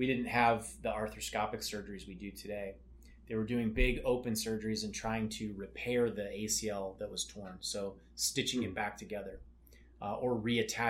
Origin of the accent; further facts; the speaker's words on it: Las Vegas, Nevada, United States; also born or lived in Salt Lake City, Utah; I actually grew up here in Las Vegas